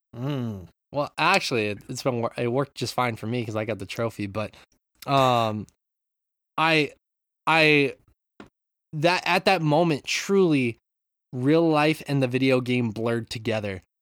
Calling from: Japan; I'm from Japan, calling in.

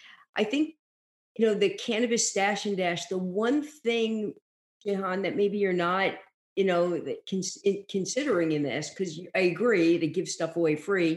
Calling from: Florida, United States; I'm calling from Florida.

